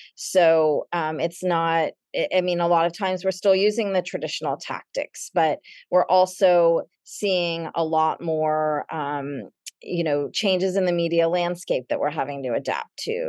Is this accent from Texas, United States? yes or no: yes; Dallas, Texas, United States; moved away as an adult; also born or lived in Los Angeles / Madrid; now in New York City, United States; I grew up in Dallas, and, and today I live in New York City, and I, I've lived here for about twenty-eight years